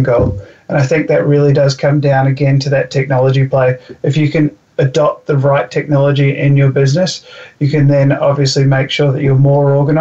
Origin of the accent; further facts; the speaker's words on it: New Zealand; I'm from New Zealand